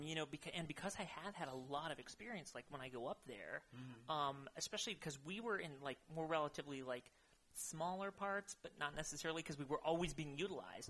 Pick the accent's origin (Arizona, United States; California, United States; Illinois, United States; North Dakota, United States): California, United States; Modesto; moved away as an adult; now in Bay Area, United States; I am from Modesto, California, okay. in the Central Valley. Um, about what is it? Uh, Ninety miles east from here